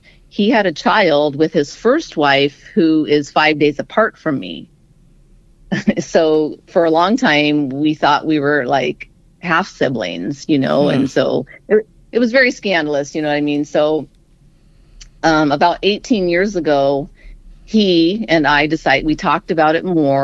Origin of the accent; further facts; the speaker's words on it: Southern California, United States; I was born and raised in Southern California